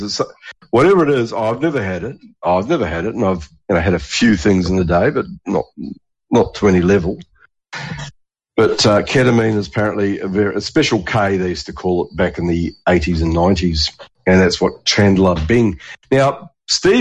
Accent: New Zealand; moved away as an adult; now in Australia; growing up in New Zealand

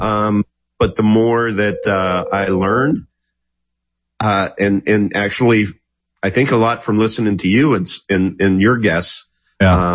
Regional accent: Kansas, United States; I'm from Kansas

